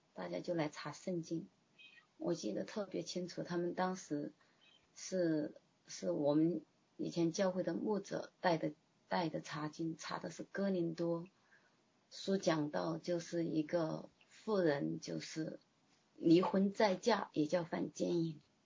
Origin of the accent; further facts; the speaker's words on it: China; moved away as an adult; now in Canada; 我一个中国人